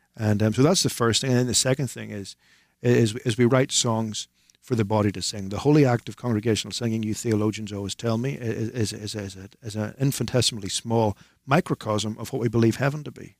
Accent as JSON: {"language": "English", "region": "Northern Ireland", "country": "United Kingdom", "said": "to be from the north of Ireland"}